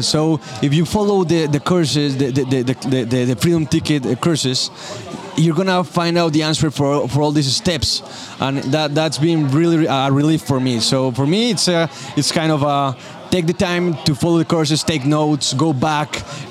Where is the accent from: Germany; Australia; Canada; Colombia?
Colombia; English is a second language; Like, I'm from Colombia, Wyoming.